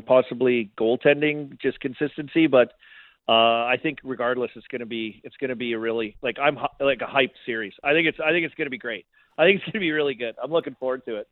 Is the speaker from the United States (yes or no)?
no; Saskatoon, Saskatchewan, Canada; moved away; I'm from Saskatoon